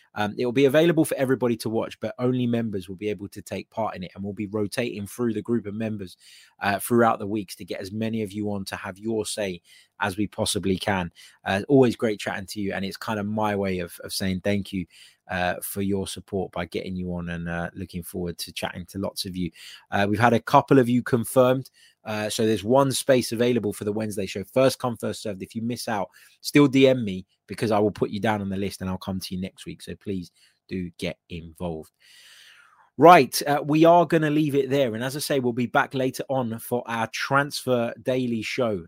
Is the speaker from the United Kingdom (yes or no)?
yes; United Kingdom; I'm British, um, you know, I've, uh, I've raised in, in Britain